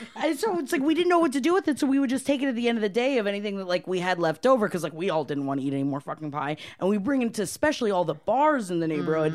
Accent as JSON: {"language": "English", "town": "Palm Harbor", "region": "Florida", "country": "United States", "also_born_or_lived": "Brooklyn, New York", "moved": "yes", "said": "I'm from Palm Harbor, Florida."}